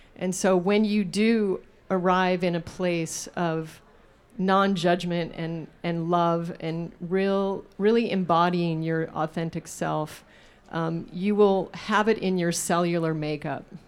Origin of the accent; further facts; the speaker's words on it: Alaska, United States; I was raised in Alaska on hunted meat. So I grew up on moose tacos